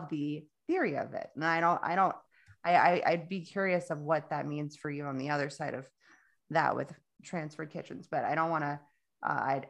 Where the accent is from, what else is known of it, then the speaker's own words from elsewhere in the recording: South Florida, United States; I'm from Florida, South Florida is like walking through a hot, wet blanket.